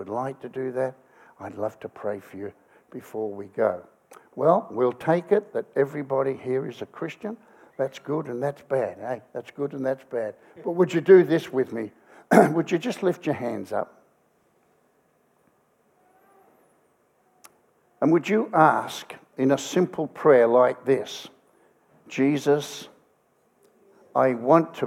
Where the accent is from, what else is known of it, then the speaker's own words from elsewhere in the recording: Australia; I come from Australia.